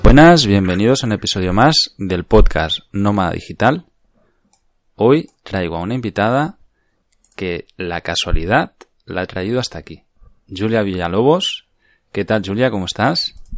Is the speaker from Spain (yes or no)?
yes; Cardedeu, Catalonia, Spain; also born or lived in Barcelona; estaba en Cardedeo, en mi pueblo